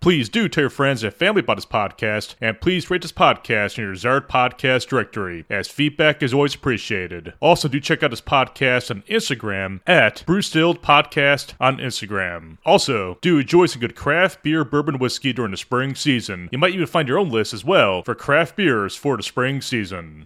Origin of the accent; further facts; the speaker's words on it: Ohio, United States; my home state of Ohio